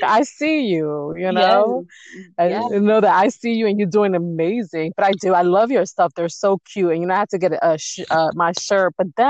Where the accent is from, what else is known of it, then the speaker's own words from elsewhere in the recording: New York City, New York, United States; I'm from the hood too. So I'm from Brooklyn, East New York, which to this day is still hood and it's still being gentrified.